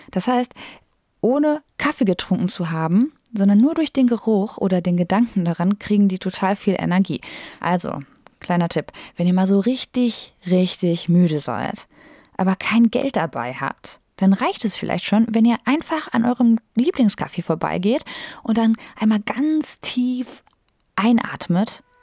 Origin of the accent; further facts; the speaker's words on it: North Rhine-Westphalia, Germany; now in Bochum, Germany; Ich komme aus der Nähe von Detmold, aus einem sehr kleinen Dörfchen mit ungefähr 1800 Einwohnern.